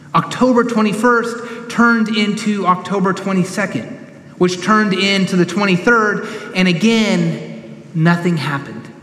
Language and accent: English; Sacramento, California, United States; now in Knoxville, United States; When I was growing up in Sacramento, I remember going into the Berean Christian bookstore in town. I was in high school